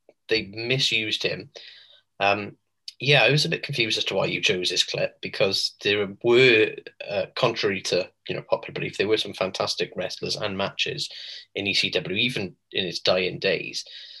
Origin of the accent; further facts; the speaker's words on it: Wales, United Kingdom; we are Welsh.